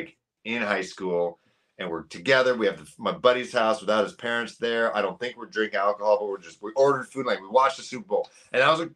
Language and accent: English; Canada